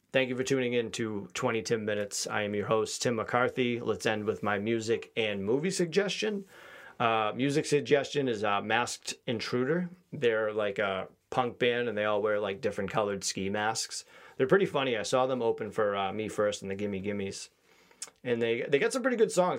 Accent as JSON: {"language": "English", "town": "Quincy", "region": "Massachusetts", "country": "United States", "tie": "born or raised there", "said": "I grew up in Quincy, which is, uh, heavily Asian populated"}